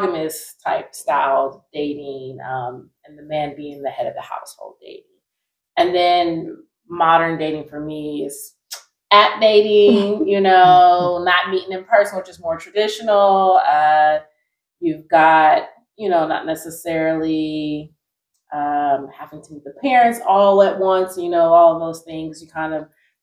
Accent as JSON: {"language": "English", "region": "Ohio", "country": "United States", "also_born_or_lived": "Los Angeles, California", "moved": "yes", "lives_now": "Atlanta, United States", "said": "I've been back in Atlanta for about a year and a half, originally from Ohio"}